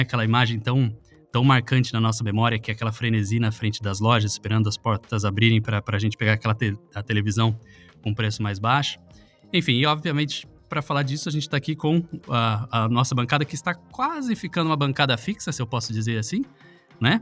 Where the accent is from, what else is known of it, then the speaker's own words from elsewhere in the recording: Salto, São Paulo, Brazil; a cidade onde eu nasci, que é em Salto no é, interior de São Paulo